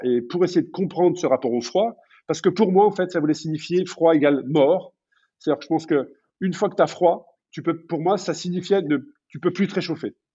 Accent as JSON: {"language": "French", "country": "France", "said": "chez nous en France"}